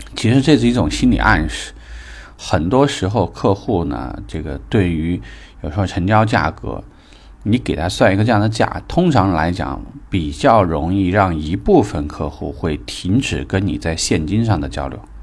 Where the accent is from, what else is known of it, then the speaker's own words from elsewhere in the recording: China; 我们是中国人